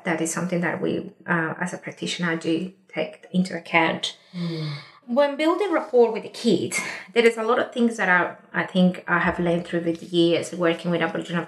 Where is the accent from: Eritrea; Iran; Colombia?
Colombia; now in Australia; I'm an Indigenous woman from Colombia